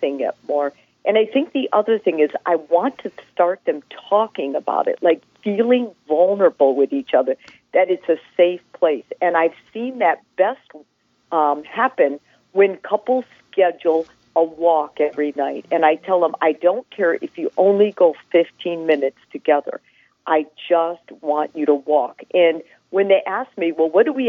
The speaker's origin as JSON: {"language": "English", "region": "northern Wisconsin", "country": "United States", "tie": "born or raised there", "moved": "yes", "lives_now": "Houston, United States", "said": "my family immigrated from Italy to northern Wisconsin"}